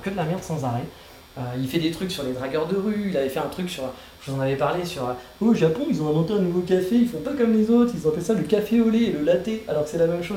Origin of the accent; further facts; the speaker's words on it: France; now in Kyoto, Japan; je suis français